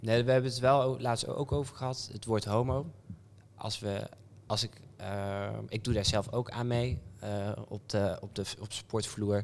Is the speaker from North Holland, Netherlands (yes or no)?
no; Apeldoorn, Gelderland, Netherlands; also born or lived in Amsterdam / Brabant; now in North Brabant, Netherlands; ik kwam uit Apeldoorn